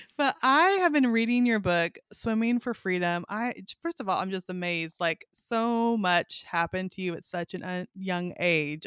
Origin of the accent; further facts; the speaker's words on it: California, United States; moved away as an adult; also born or lived in Kalispell, Montana; now in Arkansas, United States; I grew up in California, then we lived in Montana